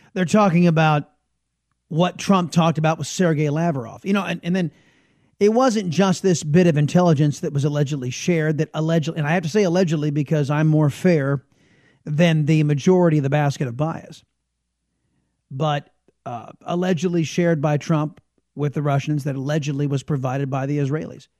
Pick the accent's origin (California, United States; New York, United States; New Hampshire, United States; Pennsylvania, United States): California, United States; San Diego; now in Texas, United States; I am originally a Californian and San Diego, Californian